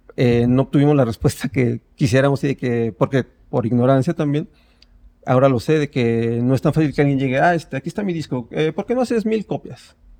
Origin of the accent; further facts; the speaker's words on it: State of Mexico, Mexico; yo soy del Estado de México